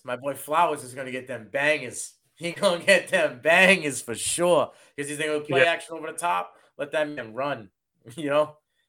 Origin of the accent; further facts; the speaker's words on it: Massachusetts, United States; I'm from Massachusetts.